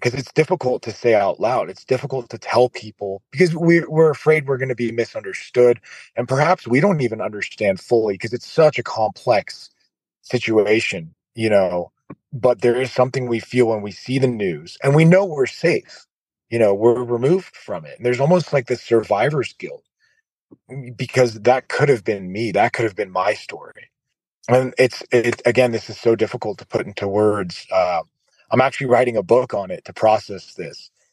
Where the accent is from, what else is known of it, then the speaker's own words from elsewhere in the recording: United States; my parents are from Iraq and then I grew up in America. So I'm an American